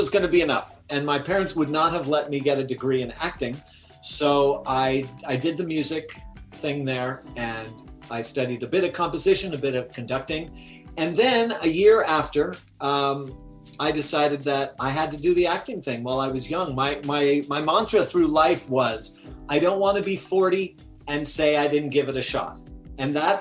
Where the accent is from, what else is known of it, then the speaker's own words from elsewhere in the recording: Oakland, California, United States; I'm from Oakland, California